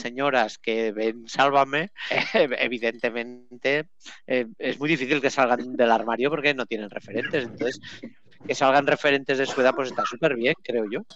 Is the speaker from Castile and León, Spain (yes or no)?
no; Catalonia, Spain; accent: Catalan; yo con mi acento catalán